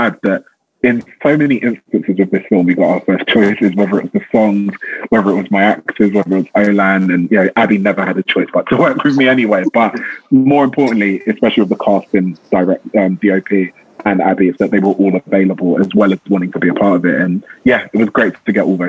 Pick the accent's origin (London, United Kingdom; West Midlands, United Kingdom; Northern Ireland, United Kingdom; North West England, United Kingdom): London, United Kingdom; growing up in South London